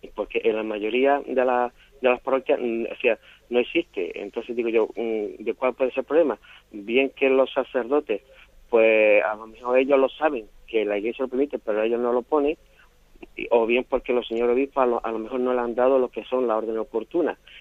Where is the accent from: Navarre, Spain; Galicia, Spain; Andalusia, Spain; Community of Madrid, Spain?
Andalusia, Spain; Málaga; Soy de aquí, de Málaga